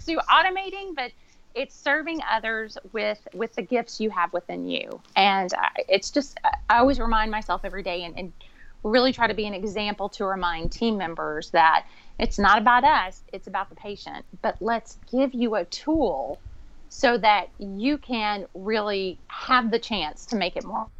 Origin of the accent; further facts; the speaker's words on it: the South, United States; it may be because I'm from the South